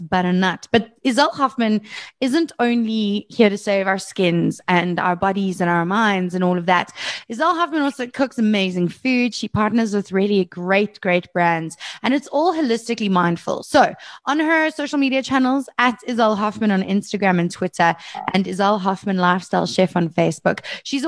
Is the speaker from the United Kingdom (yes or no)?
no; Brakpan, Gauteng, South Africa; I grew up in Brakpan